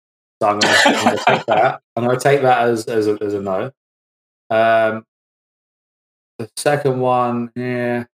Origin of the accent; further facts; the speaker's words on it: Croydon, London, United Kingdom; I'm from Croydon